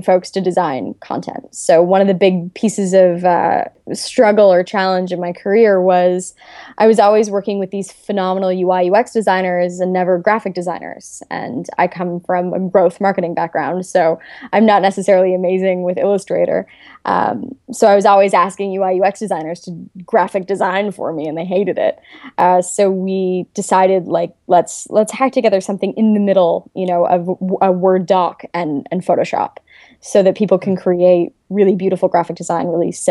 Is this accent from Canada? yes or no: yes; Dorchester, Ontario, Canada; So I'm from a really small town called Dorchester, Ontario. Two stoplights, and the second one was a big deal.